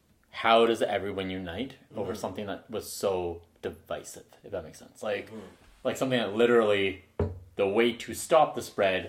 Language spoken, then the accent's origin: English; Medicine Hat, Alberta, Canada; now in Calgary, Canada; Off to my hometown.